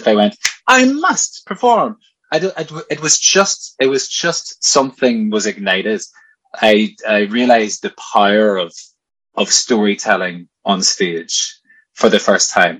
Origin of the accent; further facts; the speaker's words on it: County Tyrone, Northern Ireland, United Kingdom; I'm from County Tyrone